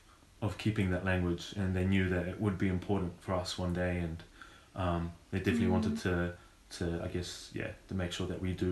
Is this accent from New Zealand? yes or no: yes; New Zealand; I was born in New Zealand with both my parents being Polish. So yeah, I learned Polish by, I guess, being surrounded by it, as Emilia said. And I learned Polish, I guess, by hearing it and just by speaking it, essentially.